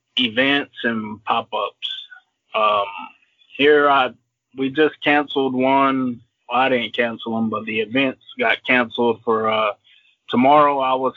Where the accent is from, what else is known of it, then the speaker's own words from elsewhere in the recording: Louisiana, United States; Being I'm from Cajun country, and a lot of people don't know that my mom is actually, she's from Louisiana.